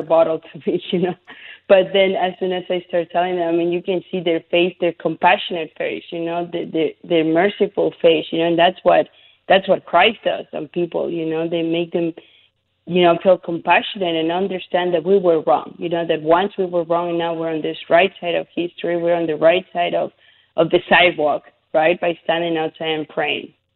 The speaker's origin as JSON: {"language": "English", "region": "Mexico City", "country": "Mexico", "tie": "born or raised there", "also_born_or_lived": "Arizona", "moved": "yes", "said": "I was born and raised in Mexico City, so I'm Catholic"}